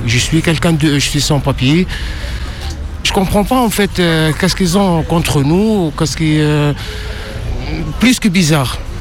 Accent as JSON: {"language": "French", "country": "France", "tie": "born or raised there", "said": "je suis né dans ce pays, je suis né à l'Hôtel Dieu en 1971"}